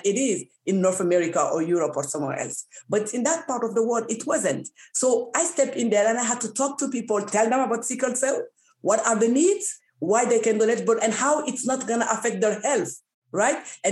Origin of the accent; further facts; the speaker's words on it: Niger; now in Canada; I come from Niger, one of the countries where not all women are educated.